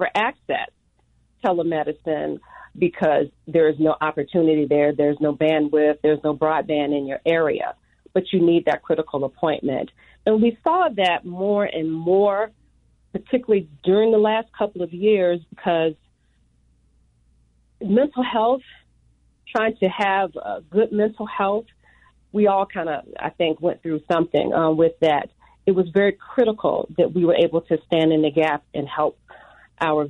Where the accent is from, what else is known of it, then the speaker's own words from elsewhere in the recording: Norfolk, Virginia, United States; moved away as an adult; now in New Mexico, United States; I'm originally from Norfolk, Virginia, which is a Navy town